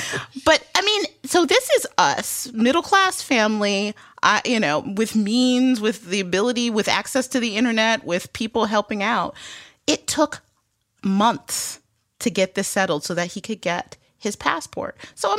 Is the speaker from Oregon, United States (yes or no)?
no; Detroit, Michigan, United States; I'm from Detroit, which is a international border state, and there was a requirement. When I grew up, you could go to Canada with just your driver's license